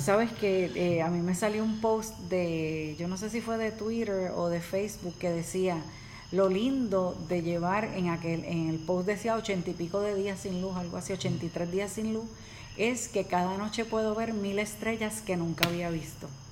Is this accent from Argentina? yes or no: no; Puerto Rico; nosotros somos de Puerto Rico y hace mm, dos años nosotros estuvimos, pasamos por el huracán María. Y pues uno vive aquí